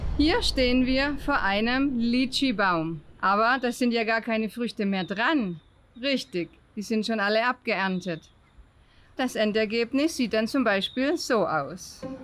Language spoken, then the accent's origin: German; Germany; wir als Deutsche